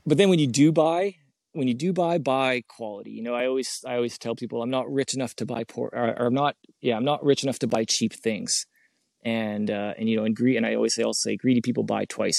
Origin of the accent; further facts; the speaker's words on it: Canada; being a Canadian